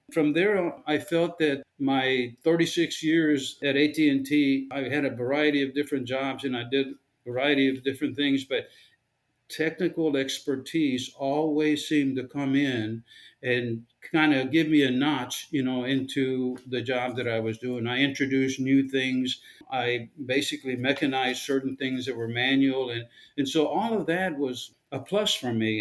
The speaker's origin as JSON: {"language": "English", "area": "Rio Grande Valley", "region": "South Texas", "country": "United States", "tie": "born or raised there", "said": "I was born in the Rio Grande Valley down in South Texas. I lived in a very poor neighborhood, and most of the families that lived in my colonia, in my neighborhood, were very poor"}